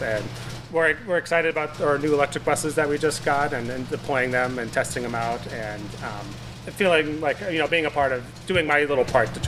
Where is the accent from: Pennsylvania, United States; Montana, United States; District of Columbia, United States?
Montana, United States; Missoula; also born or lived in Bitterroot; I was born in Missoula, Montana